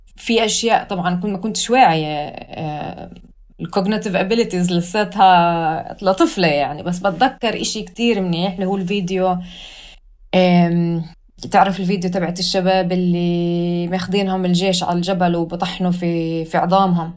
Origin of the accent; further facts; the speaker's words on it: Hebron Governorate, Palestine; moved away as an adult; also born or lived in Khobar, Saudi Arabia / Berlin, Germany; now in Hamburg, Germany; فاربيت في السعودية لحد ما كان عمري اثناعش، رجعوا أهلي على البلد